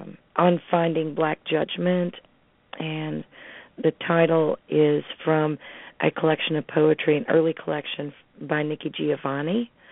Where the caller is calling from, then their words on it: Smiths Grove, Kentucky, United States; I'm calling from South Central Kentucky, Smith's Grove.